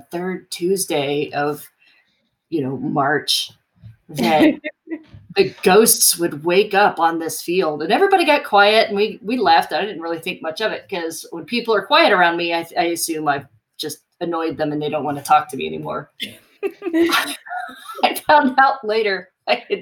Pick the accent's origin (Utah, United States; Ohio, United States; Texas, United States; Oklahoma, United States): Ohio, United States; Cincinnati; moved away as an adult; also born or lived in Athens, Ohio; I grew up in the Cincinnati area